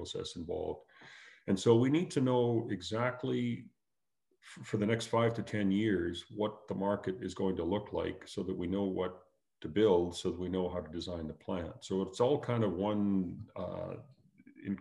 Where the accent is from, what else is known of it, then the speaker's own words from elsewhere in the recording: Canada; As a Canadian